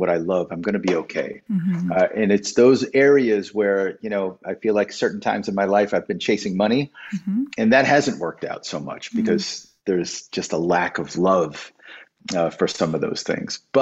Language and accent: English; Waterbury, Connecticut, United States; Even though I grew up in New England, I grew up in that Waterbury, Connecticut is that border